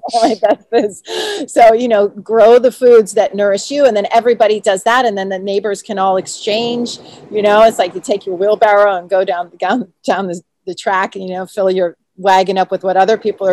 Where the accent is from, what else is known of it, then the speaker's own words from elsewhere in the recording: United States; I was born and raised in the United States